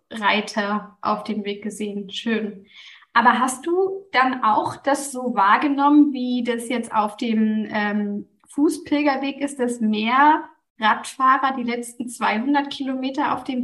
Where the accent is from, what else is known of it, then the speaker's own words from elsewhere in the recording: Northern Germany, Germany; ich bin ja auch aus dem Norden von Deutschland. Das heißt, bei mir gibt es nicht so viele Berge.